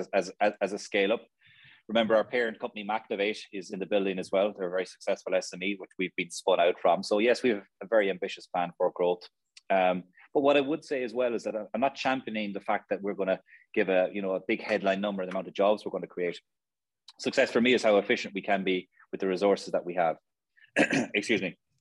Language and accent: English; Limerick, Munster, Ireland; also born or lived in Australia / Dublin; Limerick's a great place to, to to be born and reared.